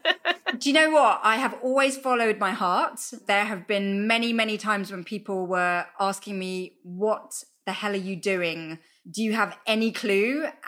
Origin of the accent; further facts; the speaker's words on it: London, United Kingdom; I'm from London, and we have the London Underground.